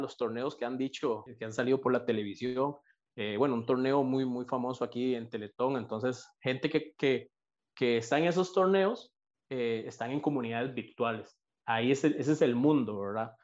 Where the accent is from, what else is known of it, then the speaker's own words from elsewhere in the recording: San Isidro de El General, San José, Costa Rica; soy de en Pérez de León, soy de Pérez de León, peseteño